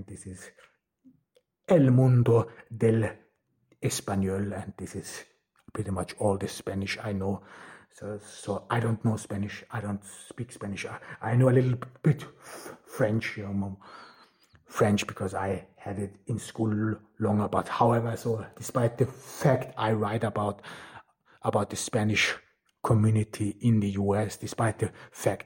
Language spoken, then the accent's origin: English; Austria; first language German; English is a second language; moved away; I'm a Turkish migrant who was born in Austria and grew up in Austria. I mean, German is my mother tongue.